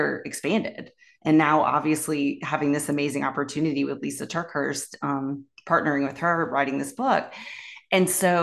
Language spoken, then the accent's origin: English; Raleigh, North Carolina, United States; I grew up in Raleigh, North Carolina, in the South